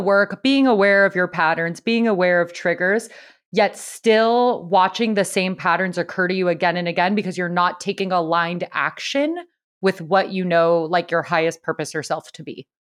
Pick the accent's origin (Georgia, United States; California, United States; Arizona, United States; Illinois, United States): California, United States; San Diego; was raised in San Diego.